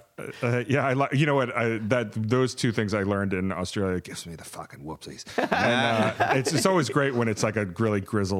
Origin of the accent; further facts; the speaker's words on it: the South, United States; as a Southerner